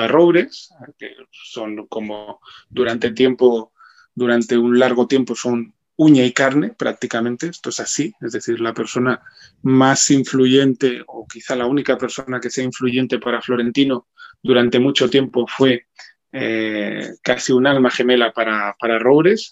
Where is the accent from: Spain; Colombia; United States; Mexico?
Spain; como ciudadano español